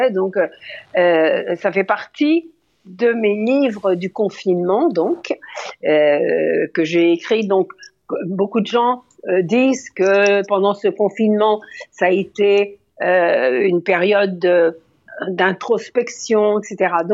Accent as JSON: {"language": "French", "town": "Lyon", "region": "Auvergne-Rhône-Alpes", "country": "France", "tie": "born there", "said": "moi, je suis née à Lyon dans le train"}